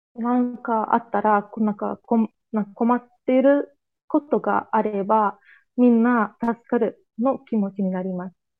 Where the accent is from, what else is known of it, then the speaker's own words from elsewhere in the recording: Azerbaijan; Japanese is a second language; 31歳です。アズルバージョン人です